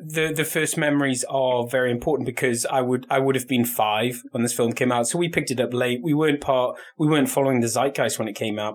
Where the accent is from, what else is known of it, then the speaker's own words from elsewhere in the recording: Scotland, United Kingdom; we are all Scottish